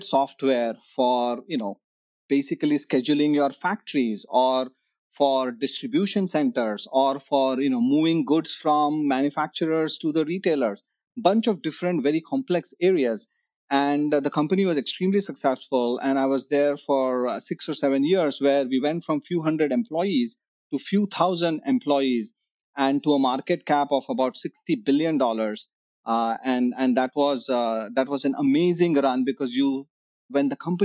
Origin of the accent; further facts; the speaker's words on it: Mumbai, Maharashtra, India; growing up in Bombay